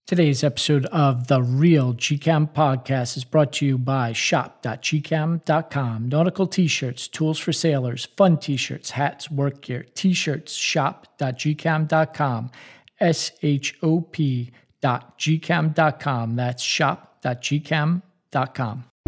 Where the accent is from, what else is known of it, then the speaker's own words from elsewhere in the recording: United States; as an American ship captain